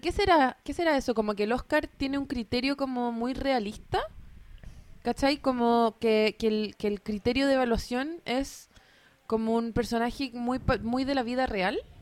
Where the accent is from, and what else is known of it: Chile